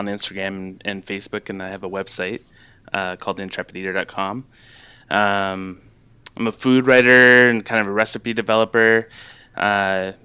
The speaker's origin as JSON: {"language": "English", "town": "London", "region": "Ontario", "country": "Canada", "tie": "born or raised there", "also_born_or_lived": "Quebec / Alberta", "said": "I grew up in London, Ontario, which is kind of southwestern Ontario, close to Detroit, actually."}